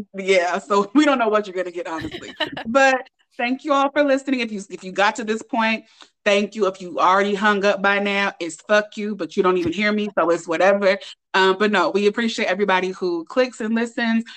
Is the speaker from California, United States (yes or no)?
yes; Oakland, California, United States; I'm from Oakland